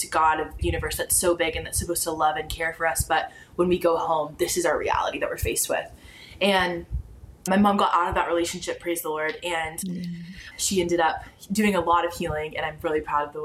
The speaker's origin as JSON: {"language": "English", "town": "Dallas", "region": "Texas", "country": "United States", "tie": "born or raised there", "said": "I'm actually from Dallas, born and raised in Dallas, Texas"}